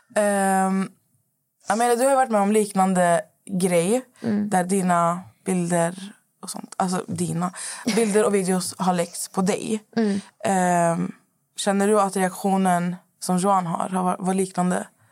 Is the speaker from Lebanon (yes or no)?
yes; Lebanon; jag är ju från Libanon